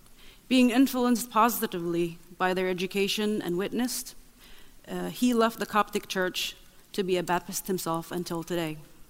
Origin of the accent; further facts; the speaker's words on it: Nazareth, Northern District, Israel; English is a second language; I grew up in Nazareth, Israel. I am the youngest of six siblings to a Baptist Christian family.